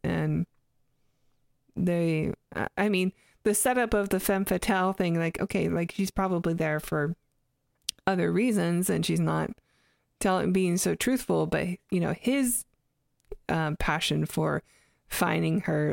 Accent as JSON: {"language": "English", "country": "Canada", "tie": "born or raised there", "moved": "yes", "said": "I'm Canadian, so we use Z up there"}